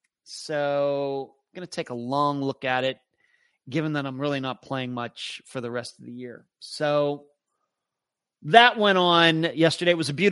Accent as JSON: {"language": "English", "region": "Ohio", "country": "United States", "said": "Irish heritage in my maternal ancestry, and it's definitely in my bucket list to visit my lifetime. I'm from Ohio."}